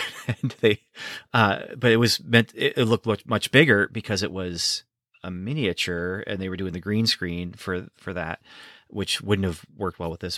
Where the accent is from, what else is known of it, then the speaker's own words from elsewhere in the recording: United States; also born or lived in Canada; I was born in the States.